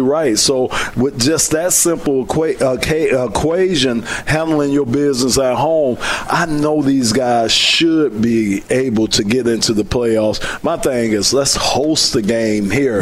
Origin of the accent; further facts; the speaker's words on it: Miami, Florida, United States; now in Detroit, United States; I'm from Miami